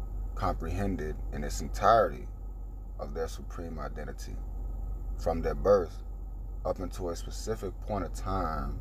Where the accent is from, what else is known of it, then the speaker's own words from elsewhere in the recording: Orlando, Florida, United States; I was born in Orlando, Florida, in a birthing center